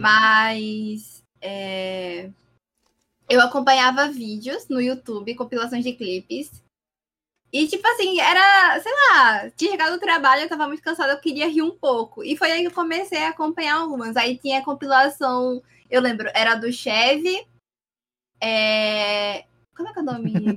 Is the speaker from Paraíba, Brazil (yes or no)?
yes; Paraíba, Brazil; eu sou da Paraíba